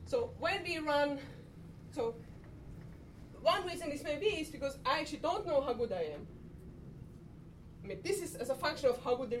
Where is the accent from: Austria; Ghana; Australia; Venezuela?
Austria; moved away; I'm from Austria. We do a lot of downhill skiing